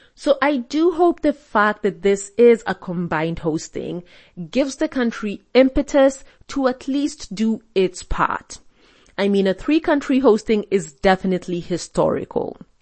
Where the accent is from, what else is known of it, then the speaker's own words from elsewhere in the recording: Kenya; being Kenyan